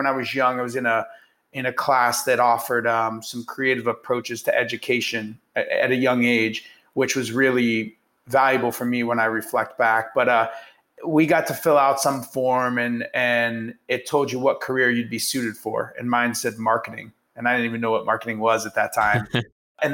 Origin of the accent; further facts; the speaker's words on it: Youngstown, Ohio, United States; I was born in Youngstown, Ohio, and grew up there